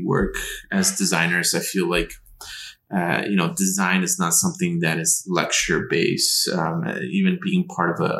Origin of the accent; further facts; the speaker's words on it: Chicago, Illinois, United States; I'm from Chicago.